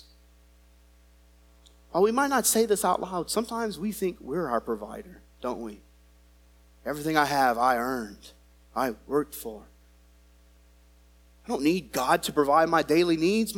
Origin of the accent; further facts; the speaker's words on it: United States; as an American